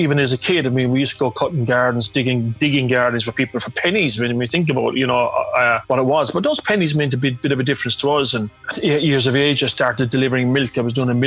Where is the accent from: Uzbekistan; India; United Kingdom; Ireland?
Ireland; Limerick, Munster; growing up in Ballinanty, where I grew up, my back garden was Thomond Park